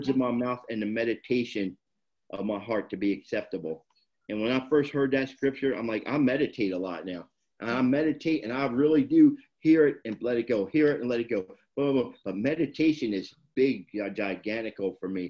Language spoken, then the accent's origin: English; Camden, New Jersey, United States; now in Huntington Beach, United States; I'm born and raised in Jersey.